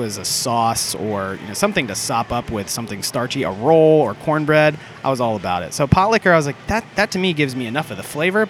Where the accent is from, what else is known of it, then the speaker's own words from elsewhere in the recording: Orlando, Florida, United States; now in Atlanta, United States; I grew up in Orlando, Florida